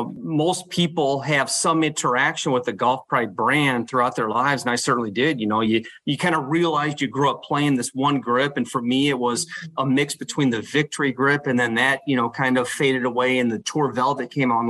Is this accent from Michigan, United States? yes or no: yes; Michigan, United States; moved away; I grew up in Michigan, went to Michigan State.